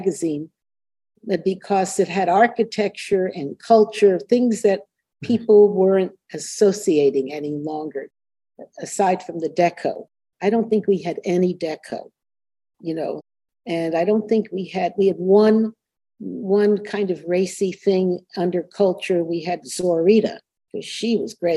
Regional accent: Miami Beach, Florida, United States; moved away; Miami Beach, where I grew up

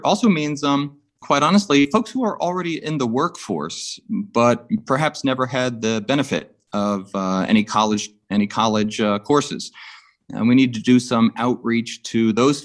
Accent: Suffolk County, Long Island, New York, United States; moved away; I'm from Suffolk County

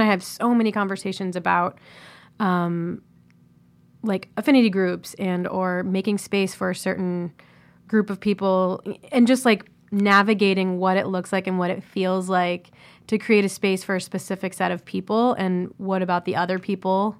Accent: Columbus, Ohio, United States; Columbus, Ohio

